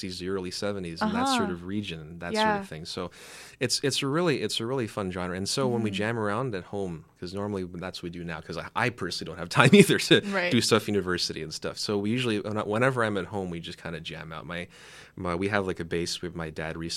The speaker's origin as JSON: {"language": "English", "town": "Mississauga", "region": "Ontario", "country": "Canada", "said": "because I'm down from Mississauga"}